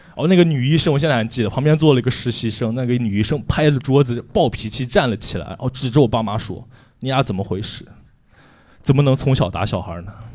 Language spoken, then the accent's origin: Chinese; Taiyuan, Shanxi, China; also born or lived in Canada; now in Suzhou, China; 我是个山西人，山西太原人，然后我在苏州生活快五年了